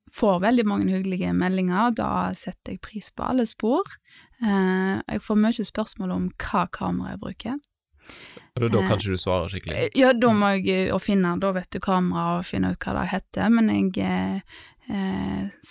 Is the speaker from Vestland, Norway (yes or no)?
yes; Vestland, Norway; Da vil jo jeg si Grindheimsfjorden, for der har jeg alle mine barndomsminner, i holmene på somrene og sånn.